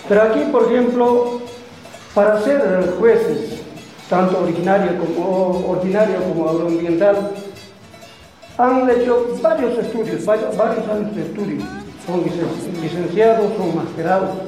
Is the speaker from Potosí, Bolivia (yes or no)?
yes; Chichas, southern Potosí Department, Bolivia; Venimos ah, del sur del departamento de Potosí, Naciones Chichas, lo cual eh, como Chichas contempla cinco municipios, Chicha, Atucha, Cotareta, Tupisa, Villazón